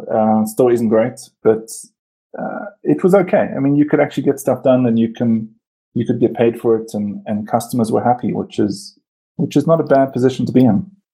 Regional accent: Port Elizabeth, Eastern Cape, South Africa; now in Johannesburg, South Africa; I was born in Cape Town and I grew up in PE.

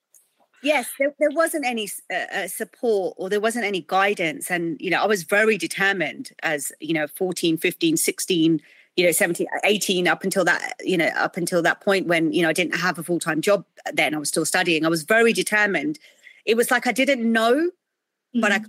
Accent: United Kingdom; I'm South Asian, I'm British. Um, you know, we've adopted this culture. We were born in this country

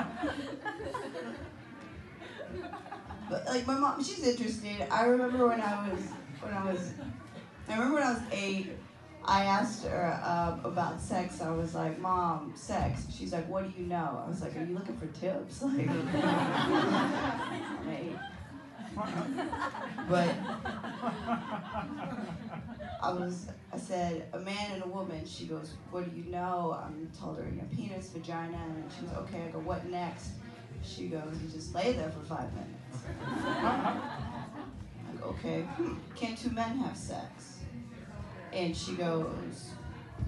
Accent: Texas, United States; moved away; I am originally from Texas

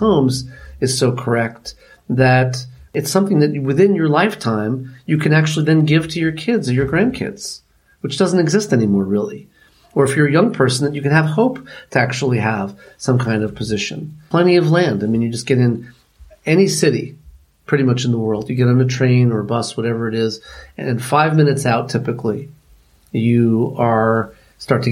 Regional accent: New York City, New York, United States; But I grew up in Manhattan. I grew up in New York City

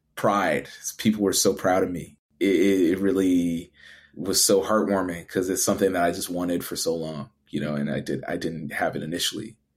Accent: Edmonton, Alberta, Canada; moved away as an adult; also born or lived in Toronto; for me coming from Edmonton

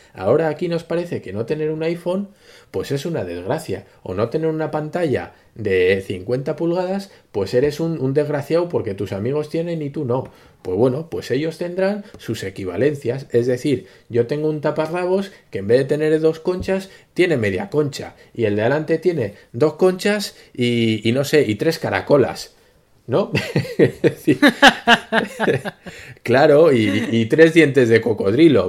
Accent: Spain; nos atañe a los españoles

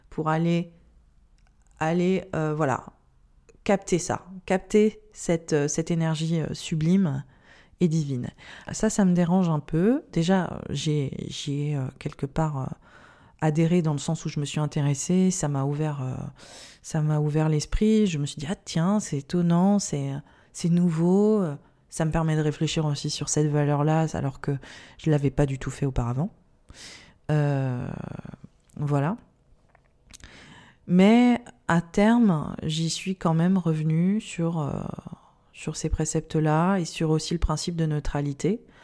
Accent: India; C'est que j'ai grandi en Inde, j'ai été témoin en fait euh, d'une pauvreté, je pense, qui, n'est pas imaginable en France

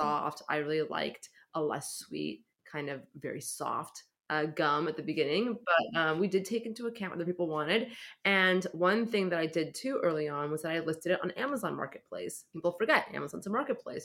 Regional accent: San Francisco, California, United States; I grew up in San Francisco

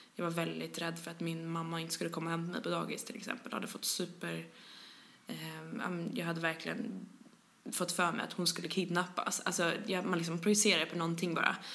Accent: Stockholm, Stockholm County, Sweden; accent: thick Stockholm; jag är från Stockholm, som man hör. Skäms alltid över min grova stockholmska

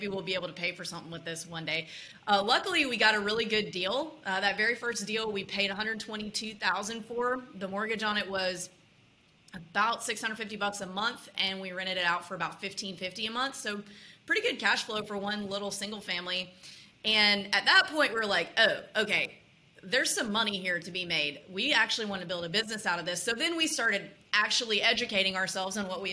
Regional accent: Mississippi, United States; moved away as an adult; also born or lived in Austin, Texas / Los Angeles / New York; now in Nashville, United States; I grew up in Mississippi, went to University of Texas on a soccer scholarship

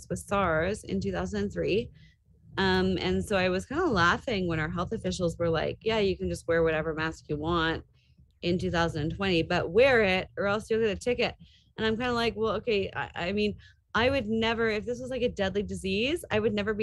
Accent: Toronto, Ontario, Canada; I grew up in the Greater Toronto area.

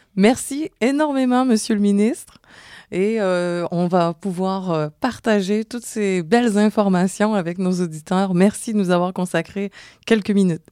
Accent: Montreal, Quebec, Canada; vous entendez mon accent, je suis de Montréal

